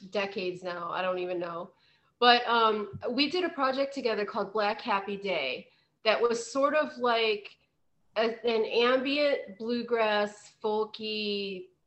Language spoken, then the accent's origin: English; West Virginia, United States; I'm from West Virginia, he's in Pennsylvania. And you know, that was part of both of our kind of heritage.